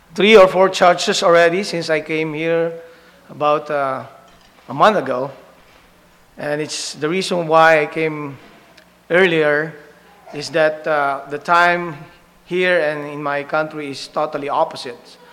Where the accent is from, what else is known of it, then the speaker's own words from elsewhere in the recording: Philippines; English is a second language; our dialects in the Philippines, back in my home country